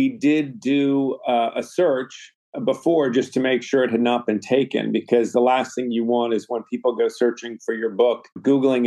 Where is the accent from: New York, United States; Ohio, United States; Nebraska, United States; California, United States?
New York, United States; New York City; also born or lived in London / Los Angeles; I grew up in Manhattan, so I'm a native New Yorker